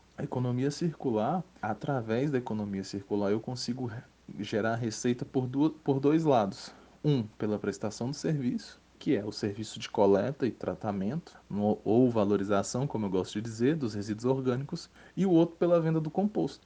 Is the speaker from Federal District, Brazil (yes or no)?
yes; Brasília, Federal District, Brazil; sou daqui de Brasília, sempre morei e atuo aqui em Brasília também